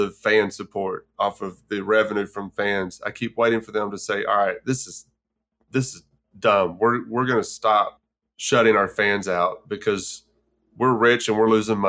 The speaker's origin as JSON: {"language": "English", "town": "Grape Creek", "region": "Texas", "country": "United States", "tie": "born or raised there", "moved": "yes", "lives_now": "Memphis, United States", "said": "growing up in Grape Creek, Texas"}